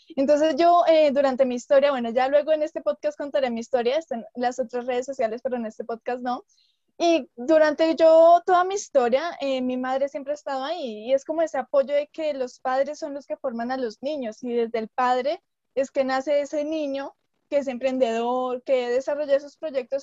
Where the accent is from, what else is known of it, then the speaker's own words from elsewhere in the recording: Colombia; … y yo pues somos colombianas